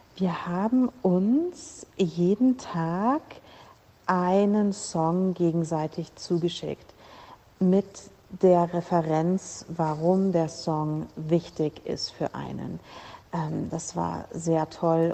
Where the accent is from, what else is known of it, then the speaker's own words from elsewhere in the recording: Germany; ich bin Deutsche